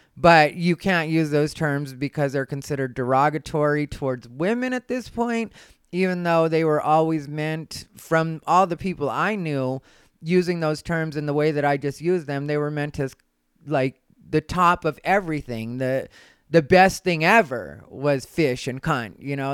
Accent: Arizona, United States; I'm from Arizona

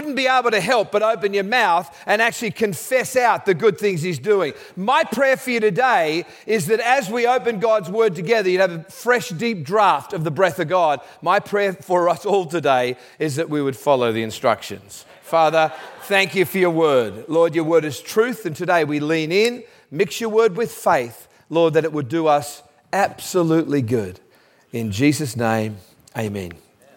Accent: Australia; I'm Australian

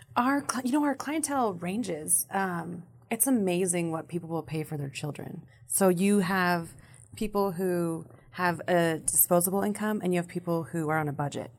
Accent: Sparks, Nevada, United States; I was born and raised in Sparks

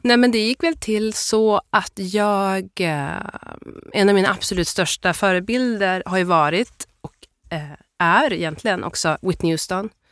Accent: Byske, Västerbotten County, Sweden; also born or lived in Addis Ababa, Ethiopia; Jag är uppvuxen i ett, ett ställe som heter Byske som ligger mellan Skellefteå och Pite i Västerbotten.

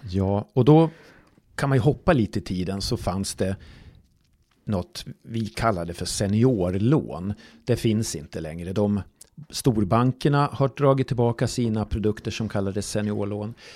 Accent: Falun, Dalarna County, Sweden; Jag är ju från, från Falun själv

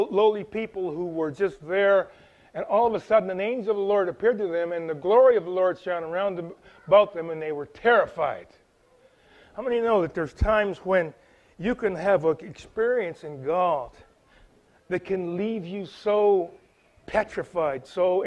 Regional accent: Chatham, Ontario, Canada; moved away; I'm here from Chatham, Ontario, so I'm like 2,500 miles away from my place of origin

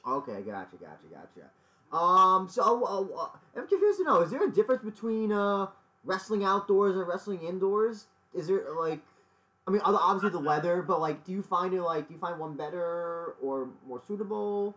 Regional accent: New York, United States; I'm from New York

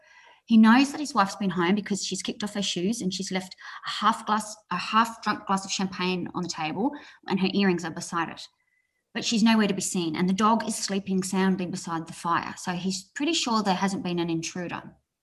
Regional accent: Launceston, Tasmania, Australia; definitely growing up in Tasmania, I grew up in Launceston

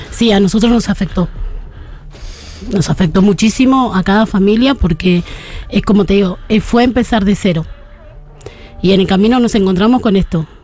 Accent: Buenos Aires, Argentina; also born or lived in Barrio Padre Mugica, Buenos Aires; nací y me crié en la Villa 2124

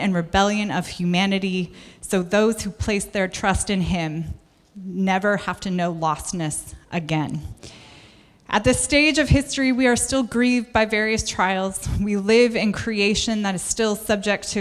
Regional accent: United States; I'm American.

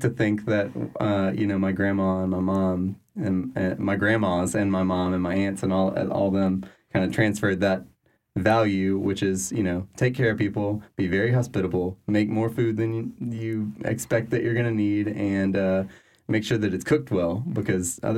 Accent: Louisiana, United States; I'm from South Louisiana still.

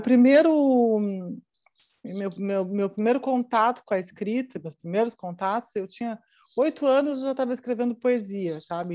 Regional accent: Rio Grande do Sul, Brazil; accent: gaúcho; moved away as an adult; also born or lived in Curitiba; eu tinha já saído do Rio Grande do Sul e ido morar em, em, em Curitiba. E cheguei em Curitiba, o que eu queria fazer era televisão. E televisão ah, na época, uh, eles achavam que o meu sotaque gaúcho era uhum. muito pesado, muito forte

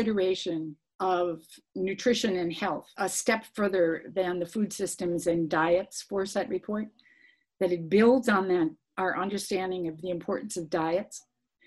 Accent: United States; as an American

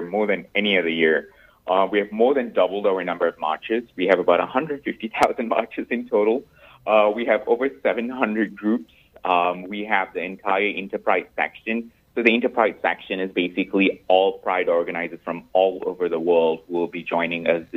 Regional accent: Malaysia; moved away as an adult; now in New York, United States; I'm originally from Malaysia. I've been here in the U.S. for the last 7 years

